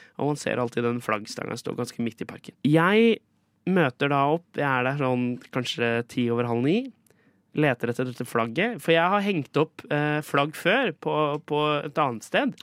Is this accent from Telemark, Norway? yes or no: yes; Skien, Telemark, Norway; moved away; Brekkeparken i Skien, der jeg kommer fra